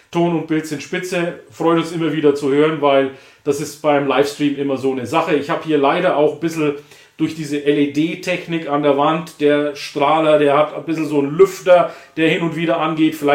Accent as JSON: {"language": "German", "region": "Bavaria", "country": "Germany", "said": "Ich bin ja aus Franken, Nordbayern und Thüringen grenzt ja direkt"}